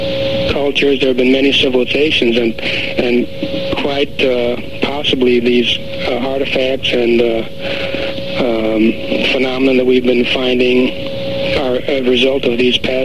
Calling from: Grants Pass, Oregon, United States; Grants Pass.

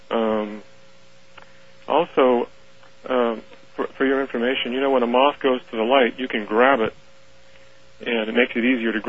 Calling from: Medford, Oregon, United States; Yeah, I'm calling from Medford, Oregon.

